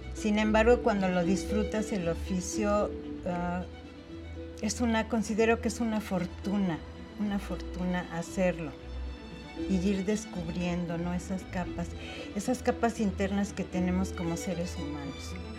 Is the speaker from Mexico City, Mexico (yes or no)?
yes; Mexico City, Mexico; yo nací aquí en la Ciudad de México. Eh, me llevaron después a vivir eh, a Contreras por los Dinamos cuando yo tendría unos 3, 4 años. Y ahí fue donde yo me desarrollé